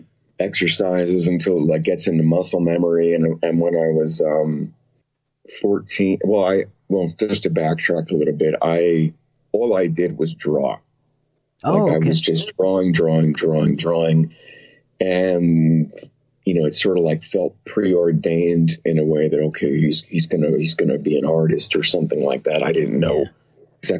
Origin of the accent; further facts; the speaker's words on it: West Orange, New Jersey, United States; moved away; I'm from New Jersey